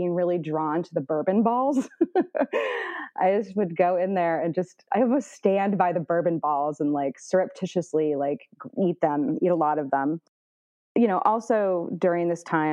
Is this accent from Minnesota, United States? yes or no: no; Indianapolis, Indiana, United States; now in Northern California, United States; I grew up in Indianapolis, Indiana, and, you know, kind of like the northern suburbs